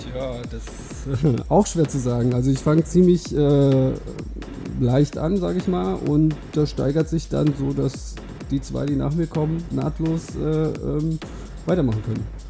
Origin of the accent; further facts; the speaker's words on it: Hintermeilingen, Hesse, Germany; ich bin 32, komme aus Hintermeilingen, das ist in der Nähe von Limburg.